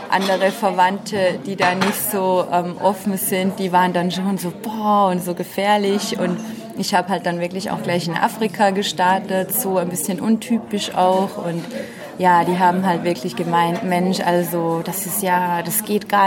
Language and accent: German; Austria; Ich komme aus Österreich, bin jetzt 29 Jahre alt